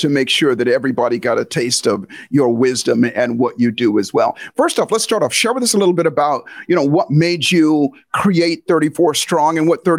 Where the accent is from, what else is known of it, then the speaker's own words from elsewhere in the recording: Hawaii, United States; You know, I was raised in a family, as you said, I was raised in Hawaii, or I spent a lot of time in Hawaii.